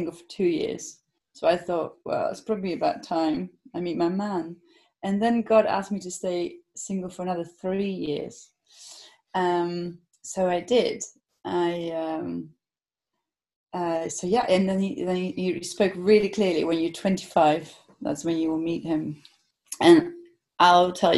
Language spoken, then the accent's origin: English; Netherlands; moved away as an adult; also born or lived in London; I'm from Holland, or the Netherlands